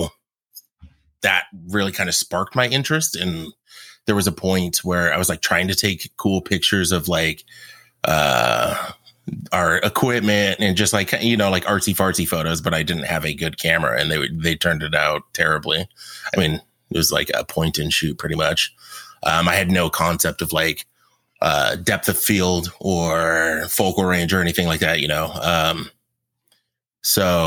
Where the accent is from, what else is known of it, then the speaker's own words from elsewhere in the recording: Tacoma, Washington, United States; I grew up on Hilltop